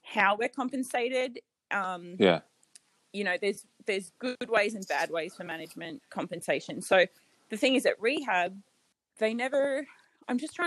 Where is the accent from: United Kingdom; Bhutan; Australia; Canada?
Australia; moved away as an adult; also born or lived in Las Vegas, United States; as an Australian